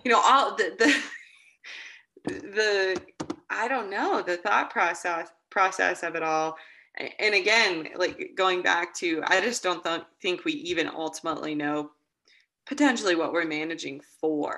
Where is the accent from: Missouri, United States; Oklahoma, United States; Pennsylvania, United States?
Oklahoma, United States; near Alleen / Woodward, northwestern; now in Cora, Wyoming, United States; I was raised in northwestern Oklahoma up by a tiny town called Alleen, but Woodward is kind of the closest population